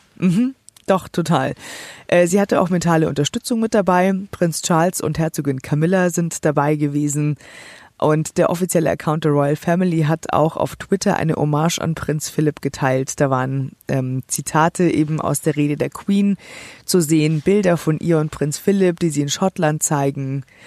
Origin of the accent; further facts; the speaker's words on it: Germany; für mich als Deutsche